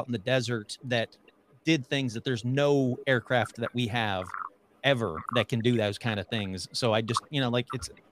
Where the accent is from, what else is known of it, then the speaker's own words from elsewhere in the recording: Michigan, United States; now in California, United States; moving out to California from Michigan, because I grew up in Michigan